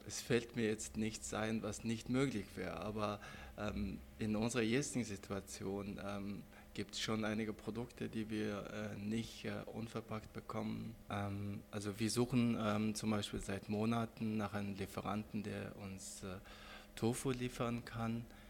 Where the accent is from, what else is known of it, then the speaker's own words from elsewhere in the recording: Mongolia; now in Germany; ich bin selber Mongole. Und da bin ich von der Landschaft meines, äh, meiner Heimat sehr äh, fasziniert